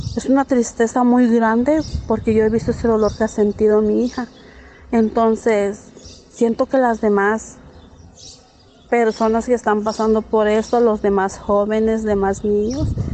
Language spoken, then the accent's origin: Spanish; San José Manialtepec, Oaxaca, Mexico; soy originaria de la comunidad de San José Manialtepec, Villa de Tututepec de Melchor Ocampo